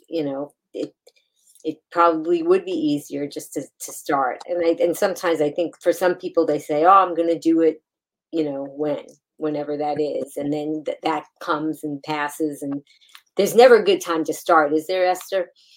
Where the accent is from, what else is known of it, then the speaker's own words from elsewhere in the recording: New York City, New York, United States; that's my hometown